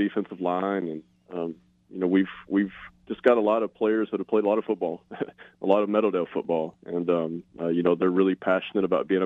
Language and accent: English; Newport, Arkansas, United States; moved away as an adult; also born or lived in Oregon / Tennessee; now in Washington, United States; I am originally from Newport, Arkansas